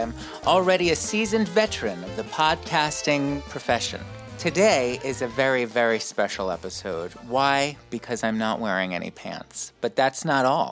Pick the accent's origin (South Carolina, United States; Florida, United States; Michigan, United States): Florida, United States; South; also born or lived in New York; I was born in New York but raised in South Florida